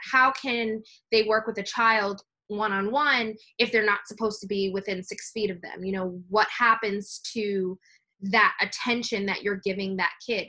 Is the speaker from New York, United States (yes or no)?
yes; New York City, New York, United States; I'm from New York City